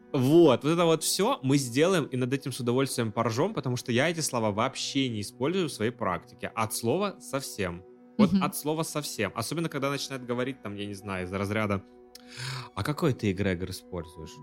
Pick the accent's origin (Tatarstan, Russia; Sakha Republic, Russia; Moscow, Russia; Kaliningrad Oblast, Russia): Sakha Republic, Russia; Yakutia; я из Якутии